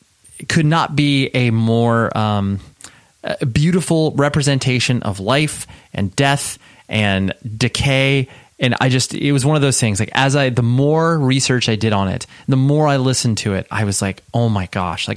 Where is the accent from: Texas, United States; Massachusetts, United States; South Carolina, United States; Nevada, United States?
Nevada, United States; Las Vegas; I was born in Vegas.